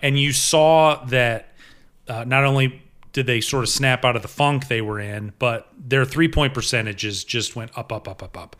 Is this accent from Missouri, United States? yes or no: no; Ohio, United States; born or raised there; also born or lived in Norristown, Pennsylvania / Augusta; now in Paducah, United States